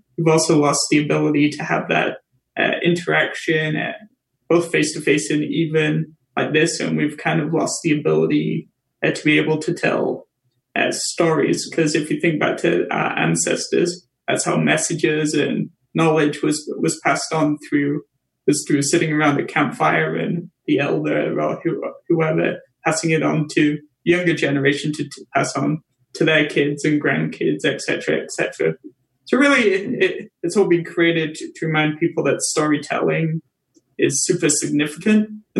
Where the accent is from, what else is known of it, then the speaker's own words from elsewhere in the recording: England, United Kingdom; now in Canada; I'm from England originally, so that's why the Tea with … show is kind of culturally on point. It's kind of lucky because I like tea. I'm from England, so that's the other part of the branding.